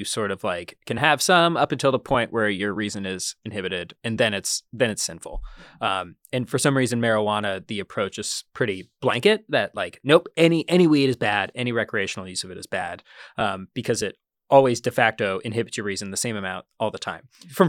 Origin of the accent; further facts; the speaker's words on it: Columbus, Ohio, United States; now in New York, United States; I grew up in Columbus, Ohio.